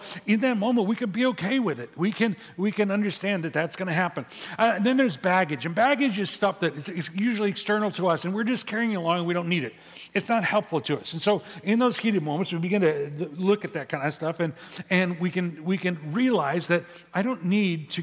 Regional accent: Midwest, United States; now in California, United States; when I grew up in the Midwest, when I was a kid

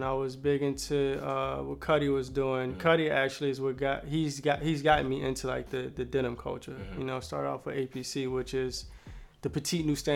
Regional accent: Richmond, Virginia, United States; Richmond, Virginia. Where? Born and raised.

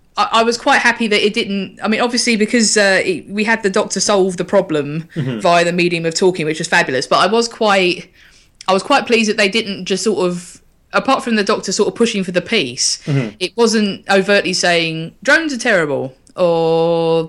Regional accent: London, United Kingdom; growing up in London in the late 80s and 90s and then the 2000s

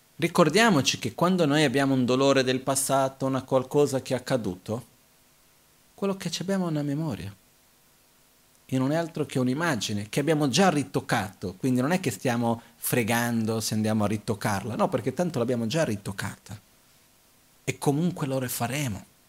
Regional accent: Brazil; io sono nato in Brasile

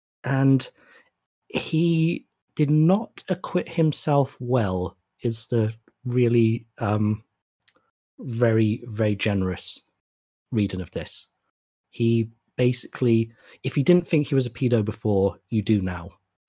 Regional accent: United Kingdom; we've got that going for us right now as British people.

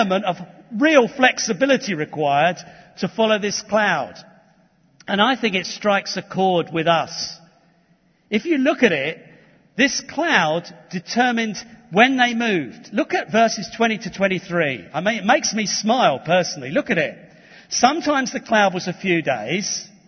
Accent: London, United Kingdom; I was born in Tottenham.

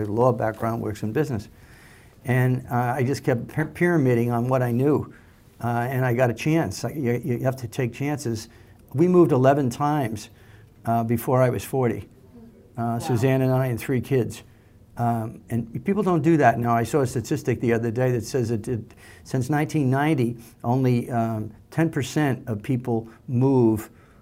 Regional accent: Long Island, New York, United States; I grew up in the New York area on Long Island

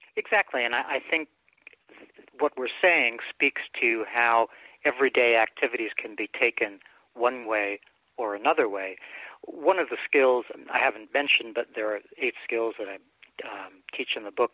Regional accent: New York City, New York, United States; also born or lived in Bronx, New York; my mom and I moved out to Brooklyn from the Bronx uh, when I was about five or so, and then I had a very quiet time thereafter with just my mom

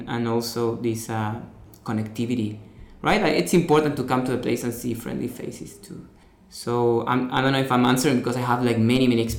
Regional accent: Rosario, Santa Fe, Argentina; I'm an artist from Argentina, from a city called Rosario.

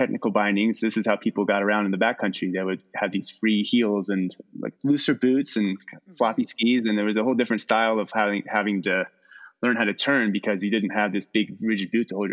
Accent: East Coast, United States; moved away as an adult; also born or lived in Virginia / Colorado; now in Eastern Sierra, United States; I grew up on the East Coast outside of D.C., suburbia out there

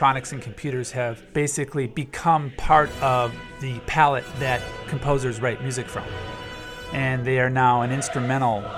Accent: Ann Arbor, Michigan, United States; the Michigan Marching Band, where I grew up in Ann Arbor

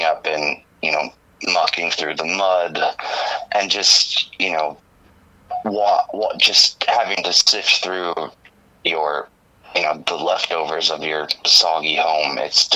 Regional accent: Shenandoah Valley, Virginia, United States; moved away as an adult; also born or lived in Chicago; now in Los Angeles, United States; I grew up in the Shenandoah Valley in Virginia. I grew up in the mountains on the banks of the Shenandoah River.

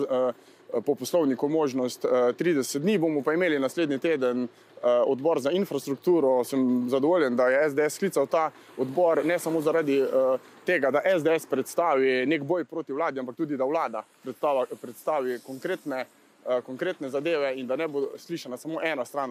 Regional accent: Carinthia, Slovenia; vsi trije poslanci, ki prihajamo iz Hroške

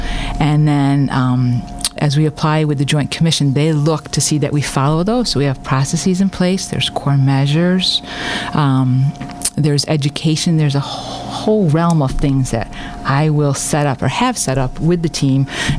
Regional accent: Cromwell, Connecticut, United States; Originally, I'm from the Middletown area, Cromwell.

